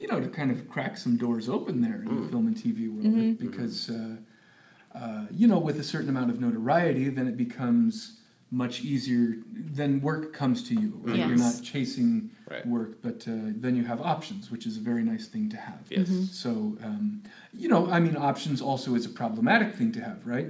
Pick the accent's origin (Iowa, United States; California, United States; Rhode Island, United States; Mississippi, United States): California, United States; Sacramento; moved away as an adult; also born or lived in Los Angeles; now in Hawaii, United States; I grew up in Sacramento